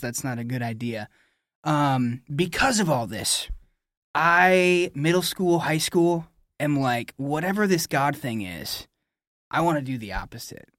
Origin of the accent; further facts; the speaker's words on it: New Era, Michigan, United States; I'm a Michigan man. So I grew up in Nuera, Michigan